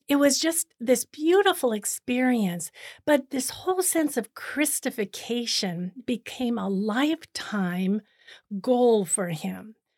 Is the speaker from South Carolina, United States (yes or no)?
no; Cleveland, Ohio, United States; moved away as an adult; also born or lived in Boston, Massachusetts / Rome / Kenya; now in Toronto, Canada; I'm originally from the United States. I was born in Cleveland, Ohio